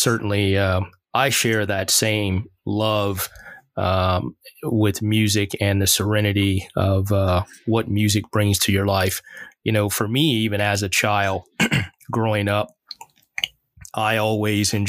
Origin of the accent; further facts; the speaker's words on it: the South, United States; I grew up in the South